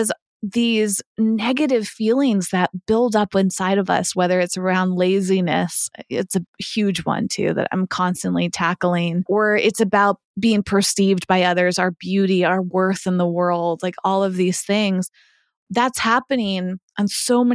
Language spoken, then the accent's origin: English; Massachusetts, United States; now in Los Angeles, United States; when I grew up in Massachusetts.